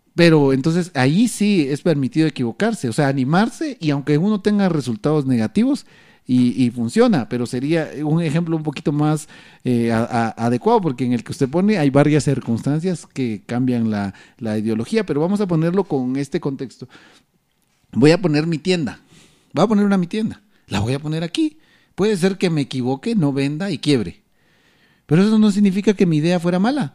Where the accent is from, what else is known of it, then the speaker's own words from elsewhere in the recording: Guatemala; lo que como guatemaltecos no entendemos